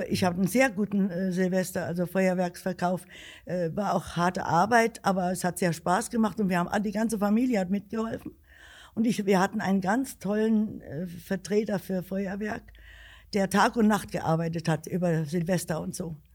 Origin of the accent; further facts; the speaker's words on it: Alsfeld, Hesse, Germany; ich bin in Alsfeld geboren